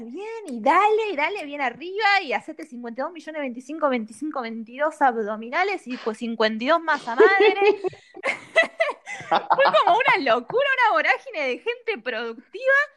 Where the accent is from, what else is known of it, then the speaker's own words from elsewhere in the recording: Bahía Blanca, Buenos Aires Province, Argentina; yo sigo acá en Bahía